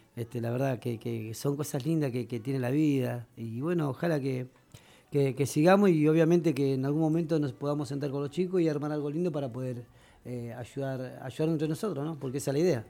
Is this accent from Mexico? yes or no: no; Argentina; vengo de la Villa Centenario